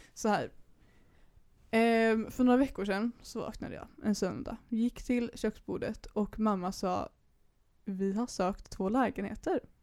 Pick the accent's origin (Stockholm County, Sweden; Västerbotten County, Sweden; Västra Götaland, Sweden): Västra Götaland, Sweden; Majorna, Högsbohöjd; also born or lived in Bokenäs; vi bodde i Majorna när, vi var, när jag var liten liksom. Sen så råkade vi bara hamna på Högsbohöjd för att vi flyttade hem från Bokenäs